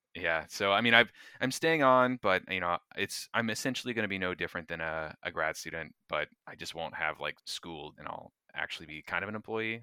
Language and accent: English; North Florida, United States; I grew up in North Florida along with Taylor, uh, small town, uh, about ten thousand people or so